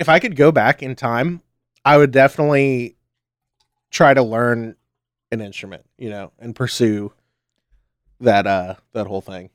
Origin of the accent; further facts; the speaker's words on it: United States; I'm American